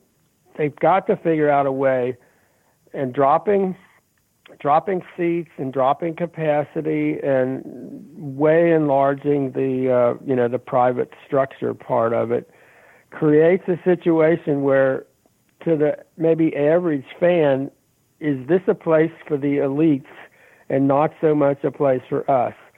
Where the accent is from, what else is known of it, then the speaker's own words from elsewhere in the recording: Kentucky, United States; moved away; I grew up in Kentucky